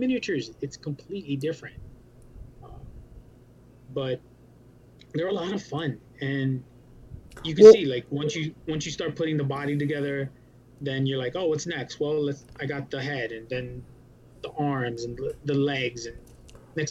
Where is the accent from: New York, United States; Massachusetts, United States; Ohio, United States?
New York, United States; New York City; moved away as an adult; also born or lived in Puerto Rico (ancestry); now in Florida, United States; I am from New York City. So we were the epicenter for COVID. We decided we didn't like that, so we kicked it to Florida